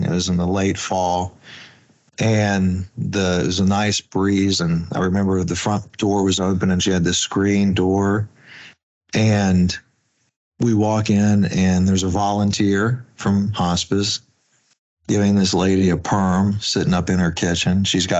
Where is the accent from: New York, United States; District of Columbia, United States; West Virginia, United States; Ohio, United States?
West Virginia, United States; now in Washington, D.C., United States; when I came and moved from West Virginia to Washington, D.C., in working in calls marketing, I had met some folks also from West Virginia who worked in hospice care.